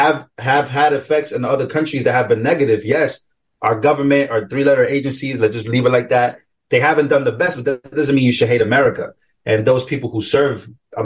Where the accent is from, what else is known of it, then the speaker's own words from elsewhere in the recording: New York City, New York, United States; Growing up in New York, growing up in the Bronx, New York, at least